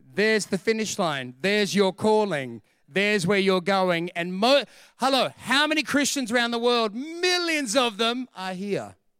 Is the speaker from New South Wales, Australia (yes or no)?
yes; Sydney, New South Wales, Australia; We're from Sydney